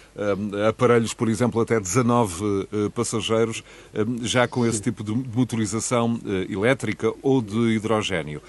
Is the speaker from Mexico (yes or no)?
no; Portugal; enquanto português